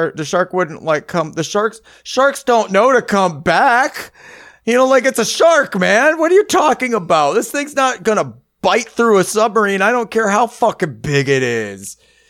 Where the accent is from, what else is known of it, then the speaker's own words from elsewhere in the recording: Canada; We're Canadian, eh?